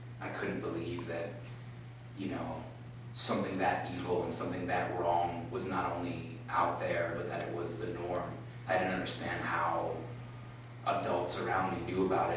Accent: Providence, Rhode Island, United States; I'm from Providence, Rhode Island

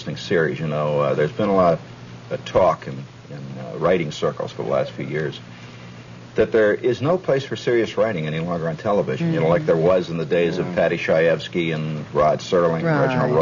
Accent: Hammond, Indiana, United States; moved away; I grew up in Hammond

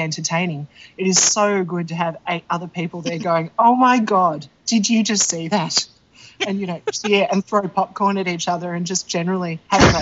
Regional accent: Australia; I'm Australian

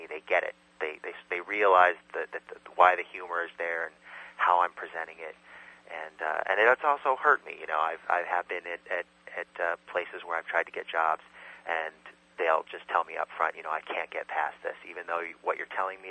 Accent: California, United States; moved away as an adult; also born or lived in Illinois / San Francisco / New York; now in Brooklyn, United States; I was born in Illinois, but I grew up in California.

